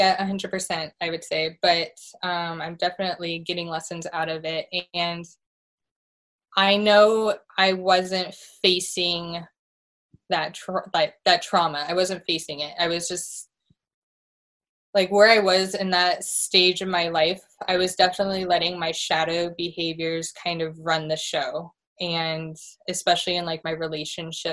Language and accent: English; Santa Barbara, California, United States; growing up in Santa Barbara, being right next to the ocean, I've always been an ocean girl.